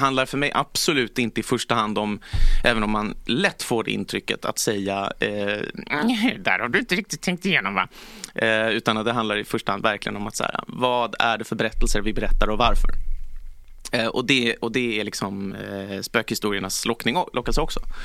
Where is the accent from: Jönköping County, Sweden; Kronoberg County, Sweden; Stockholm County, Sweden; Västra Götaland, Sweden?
Stockholm County, Sweden; Stockholm; also born or lived in Järna; fyra generationer stockholmare